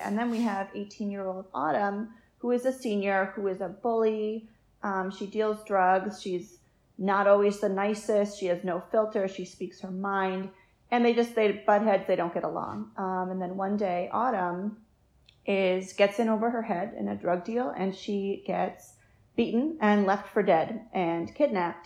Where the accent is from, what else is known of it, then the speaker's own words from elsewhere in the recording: Concord, New Hampshire, United States; my hometown of Concord, New Hampshire